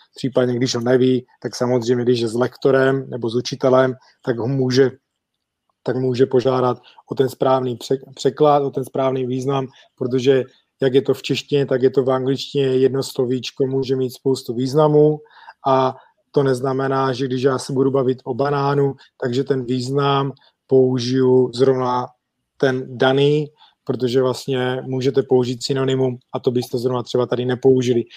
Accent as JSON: {"language": "Czech", "country": "Czechia", "also_born_or_lived": "England", "moved": "as an adult", "lives_now": "Olomouc, Czech Republic"}